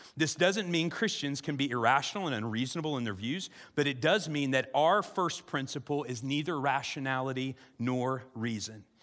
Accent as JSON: {"language": "English", "region": "South Central Illinois", "country": "United States", "tie": "born or raised there", "said": "I grew up in South Central Illinois"}